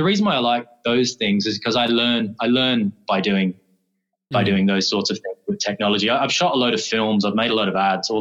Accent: Dublin, Leinster, Ireland; moved away; originally from Dublin.

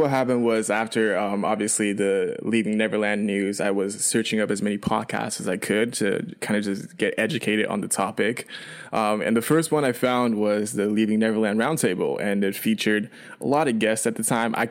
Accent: Vancouver, British Columbia, Canada; Well, growing up in Vancouver, I, I wasn't like around my parents a lot because my parents would go back and forth between China and Canada.

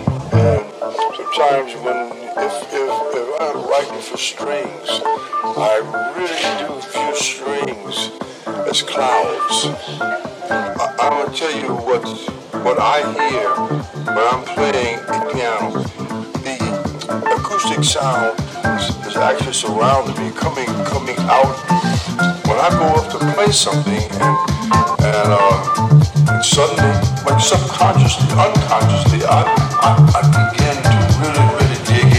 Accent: Southeast Texas, United States; now in Houston, United States; I'm from Southeast Texas, and we always have clouds in the sky. I moved back to Houston in 99

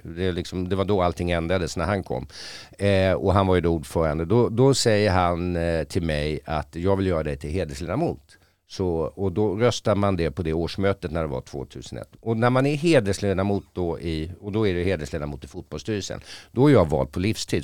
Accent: Stockholm, Stockholm County, Sweden; då föddes jag här

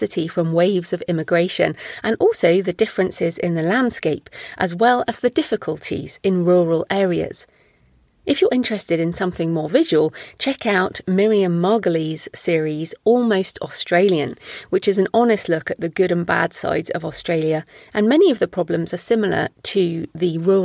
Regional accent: England, United Kingdom; as an English person

